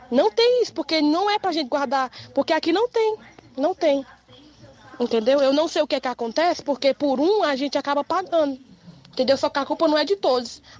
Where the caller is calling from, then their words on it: Nova Russas, Ceará, Brazil; Eu sou aqui da Lagoa de São Pedro, distrito de Nova Russas